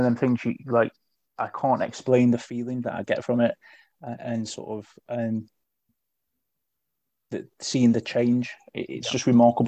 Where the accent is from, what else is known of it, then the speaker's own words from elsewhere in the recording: Stoke-on-Trent, West Midlands, United Kingdom; moved away as an adult; now in Portsmouth, United Kingdom; Growing up in the Midlands and Stoke, being nowhere near the sea